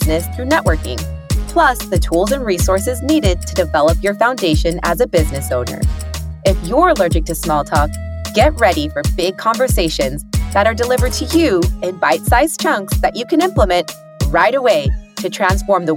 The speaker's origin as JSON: {"language": "English", "town": "Uvalde", "region": "Texas", "country": "United States", "tie": "born or raised there", "moved": "yes", "said": "I was born in Uvalde, Texas, which is a really small town"}